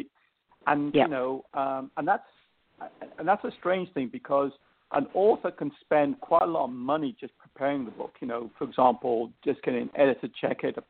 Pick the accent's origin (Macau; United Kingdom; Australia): United Kingdom; England; accent: English; my English accent